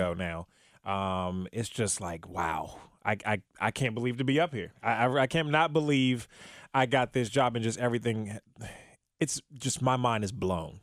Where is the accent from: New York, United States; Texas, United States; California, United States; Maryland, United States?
Maryland, United States; Prince George's County; now in Cincinnati, United States; I'm originally born and raised from, uh, in Maryland